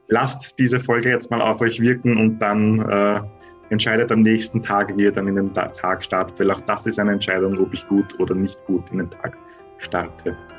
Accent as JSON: {"language": "German", "country": "Austria", "said": "bei uns in Österreich"}